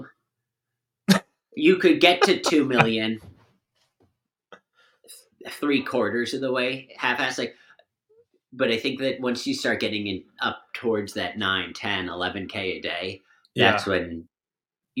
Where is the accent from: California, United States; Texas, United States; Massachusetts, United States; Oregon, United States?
Massachusetts, United States; Bedford; we both grew up like a town away from each other in Massachusetts